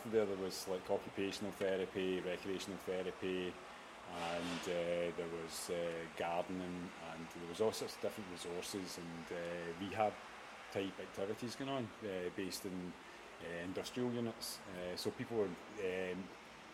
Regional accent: Beith, Scotland, United Kingdom; I come from Beath in Ayrshire

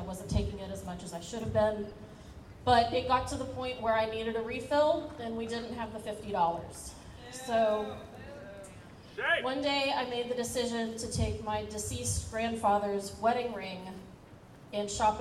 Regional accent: Kentucky, United States; moved away as an adult; now in Santa Barbara, United States; I'm from Kentucky, and we moved here in 2017

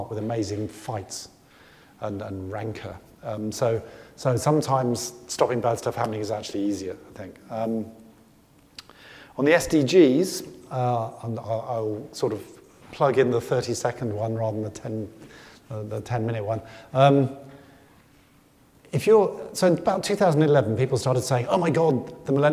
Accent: United Kingdom; I come from Britain

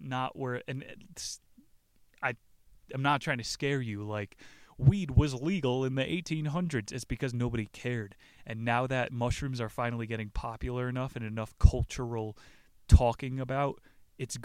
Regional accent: New Jersey, United States; my home state, New Jersey

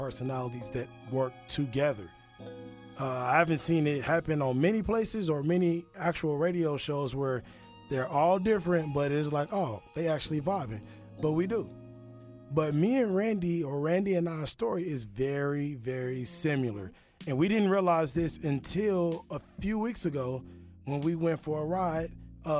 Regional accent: Kansas City, United States; moved away as an adult; now in Atlanta, United States; I'm from Kansas City. And I moved here without a job

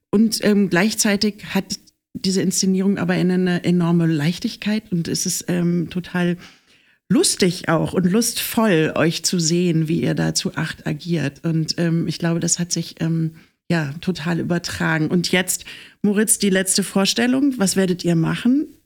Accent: Berlin, Germany; moved away as an adult; also born or lived in Leipzig; now in Düsseldorf, Germany; wirklich Berlin, Berlin. Berlin, Berlin, Berlin, Schöneberg, Kreuzberg, Berlin, ja. Und auch in Berlin aufgewachsen. Ja. Und jetzt ähm, Düsseldorf.

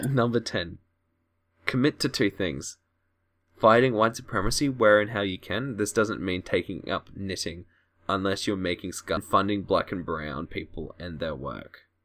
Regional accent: Australia; I'm from Australia

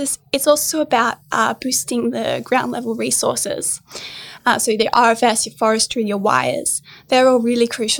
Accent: Bega Valley, New South Wales, Australia; I grew up in the Bega Valley

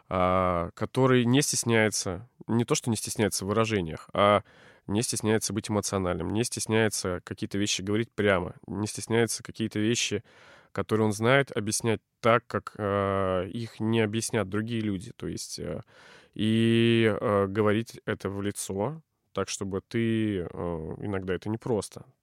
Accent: Novosibirsk, Novosibirsk Oblast, Russia; Я, более того, из Академгородка. Я родился прямо вот в лесу

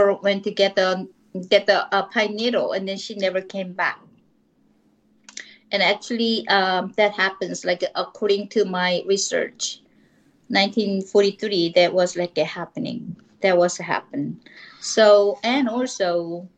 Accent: South Korea; first language Korean; English is a second language; moved away as an adult; also born or lived in Seoul; now in Southern California, United States; I grew up in Korea, and then I came to United States.

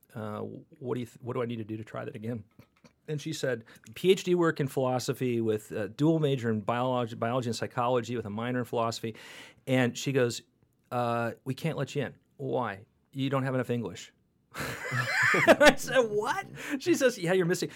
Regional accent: California, United States; moved away; every California medical school rejected me, which was the beginning of my deprogrammation of as a Californian

